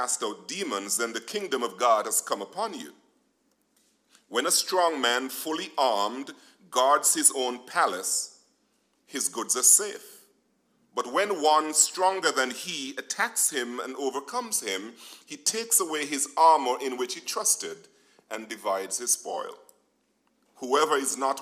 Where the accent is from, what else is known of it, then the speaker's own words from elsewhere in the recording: Nevis, St. Kitts & Nevis; moved away; Now, growing up in Nevis